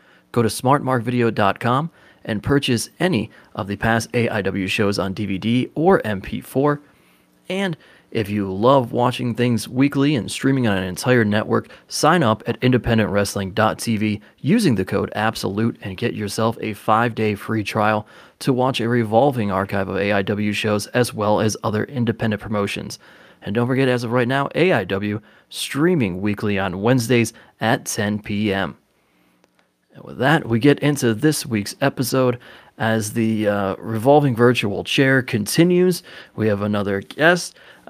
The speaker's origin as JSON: {"language": "English", "region": "Ohio", "country": "United States", "tie": "born or raised there", "said": "In Ohio."}